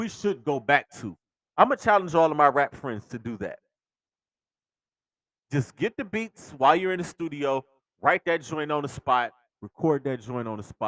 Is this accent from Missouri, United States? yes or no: no; Cleveland, Ohio, United States; my hometown team's history